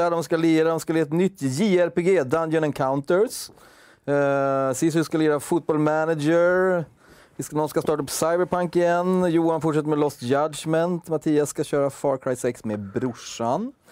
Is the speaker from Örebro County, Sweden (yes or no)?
no; Umeå, Västerbotten County, Sweden; Jag kommer från Umeå.